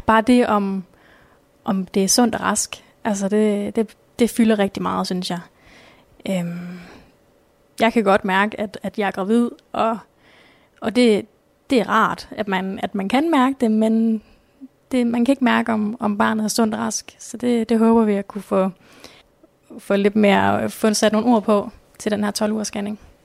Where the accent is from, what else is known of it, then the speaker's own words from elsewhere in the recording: Nørre Borg, by Ringkøbing Fjord, Central Denmark Region, Denmark; moved away as an adult; now in Skjern, Denmark; Jeg kommer oprindeligt fra Nørreborg, som ligger ved, ved Ringkøbing Fjord.